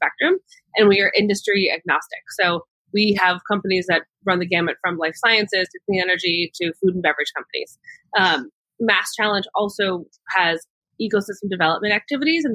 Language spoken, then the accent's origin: English; Boston, Massachusetts, United States; I'm from Boston. I grew up here in the city